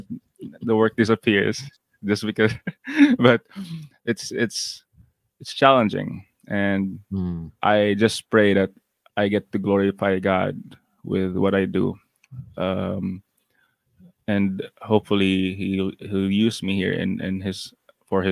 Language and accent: English; Cagayan de Oro, Northern Mindanao, Philippines; I'm from Cagayan de Oro City. That's in northern Mindanao